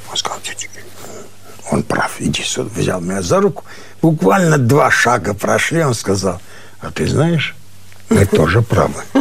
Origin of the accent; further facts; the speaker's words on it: Armenia; Что я армянин, и ты армянин, да?